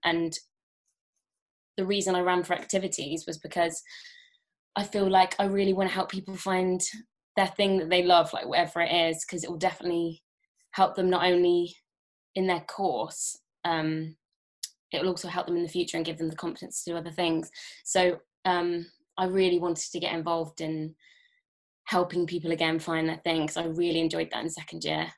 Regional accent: Worcestershire, West Midlands, United Kingdom; moved away; I'm originally from Worcestershire near Birmingham

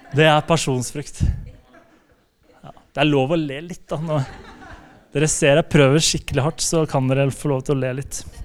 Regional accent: Slemmestad, Akershus, Norway; also born or lived in Spikkestad / Bergen; jeg kommer fra Spikkestad. Eh, det er, eller egentlig Slemmestad kommer jeg fra. Eh, det er på Østlandet

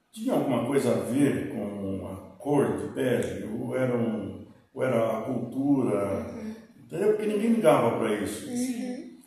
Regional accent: Tatuí, São Paulo, Brazil; also born or lived in Carapicuíba, São Paulo, Brazil; Então eu voltei e já estava quase com 10 anos, mais uns 10 anos. E aí que eu voltei aqui para Tatuí.

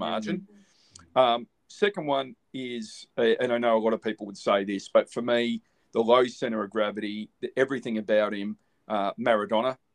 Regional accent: Australia; as an Aussie

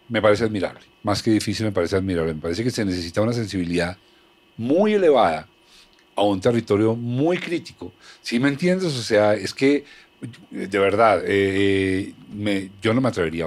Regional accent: Colombia

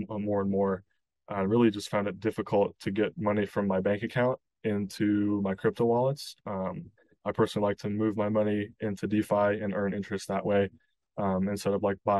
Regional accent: Kansas City, Missouri, United States; moved away as an adult; now in Chicago, United States; I grew up in Kansas City, in Missouri, kind of a Midwest kid.

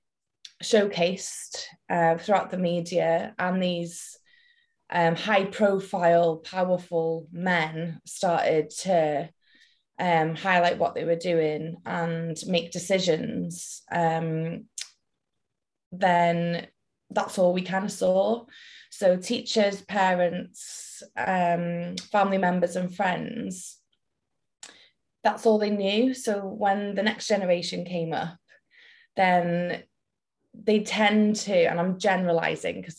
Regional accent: Welsh, Wales, United Kingdom; moved away as an adult; now in Liverpool, United Kingdom; We're based in Liverpool, and I went to uni in Liverpool, but I'm Welsh

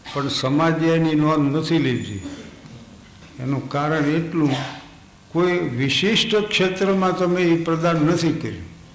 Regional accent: Thangadh, Gujarat, India; આ જન્મથી આટલા વર્ષ મારા થાનમાં જ વિત્યા જે સ્કૂલમાં હું ભણતો

